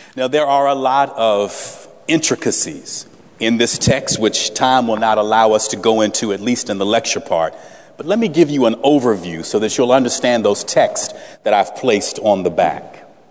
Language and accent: English; Salem, Virginia, United States; moved away; resident originally of the Commonwealth of Virginia, I was born in Salem, Virginia